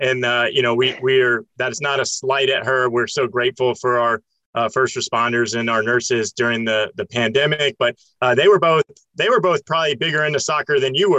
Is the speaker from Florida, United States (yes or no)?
yes; Florida, United States; growing up in Florida, you know, with family from Mississippi.